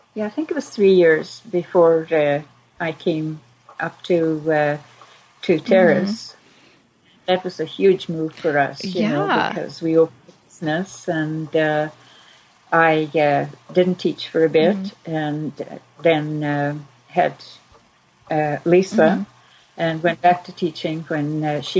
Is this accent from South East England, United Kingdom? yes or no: no; Insch, Scotland, United Kingdom; moved away as an adult; also born or lived in Aberdeen, Scotland; now in Canada; I was born in Inch, Scotland, I-N-S-C-H. It's a very small village.